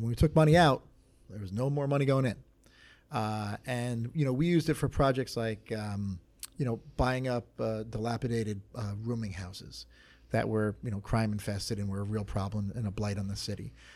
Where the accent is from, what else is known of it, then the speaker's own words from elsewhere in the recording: Belmar, New Jersey, United States; I'm from Belmar